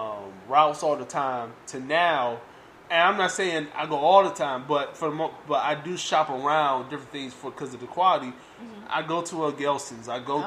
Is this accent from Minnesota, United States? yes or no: no; Detroit, Michigan, United States; So we grew up, like I said, in Detroit. I'm from Detroit. Grew up in the hood.